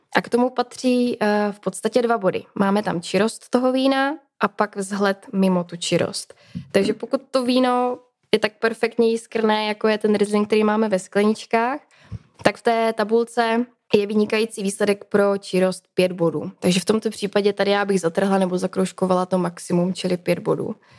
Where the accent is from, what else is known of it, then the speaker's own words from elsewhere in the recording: Třinec, Moravian-Silesian Region, Czechia; Já vlastně pocházím ze Severní Moravy, nebo teda ze Slezska, z Třince, z, průmyslové, z průmyslového regionu.